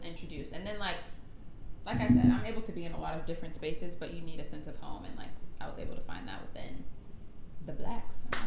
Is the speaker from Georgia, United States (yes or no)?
yes; Gwinnett County, Georgia, United States; where we're from and how we were raised